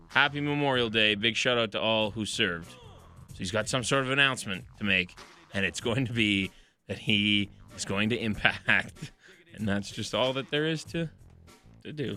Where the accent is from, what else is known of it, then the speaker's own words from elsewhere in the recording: Edmonton, Alberta, Canada; I'm a Canadian fellow from Edmonton and I don't have an accent.